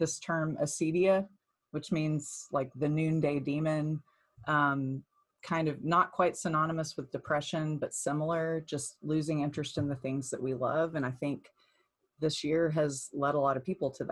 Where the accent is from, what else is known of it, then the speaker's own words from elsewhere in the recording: Nashville, Tennessee, United States; moved away as an adult; also born or lived in Pittsburgh; now in Kansas City, United States; I'm originally from Nashville